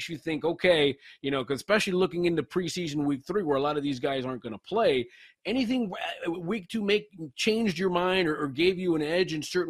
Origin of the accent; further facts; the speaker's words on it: West Coast, United States; Connor, I'm from the West Coast, so I always pay attention to the Rams and the Raiders